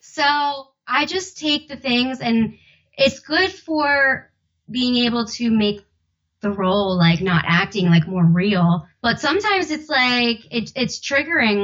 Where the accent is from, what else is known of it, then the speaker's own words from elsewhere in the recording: South Jersey / Philadelphia, New Jersey, United States; accent: South Jersey with Philly accent; my accent that I try to hide, but it's like a mix of Sojo, South Jersey, with like the Philly accent.